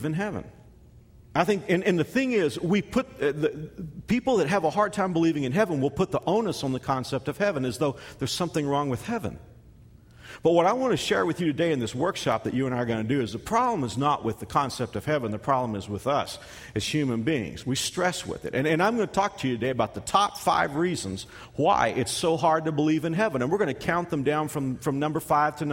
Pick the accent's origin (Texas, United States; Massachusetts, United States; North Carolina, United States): Texas, United States; now in Kansas, United States; a kid from Texas who spent the last 22 years in Kansas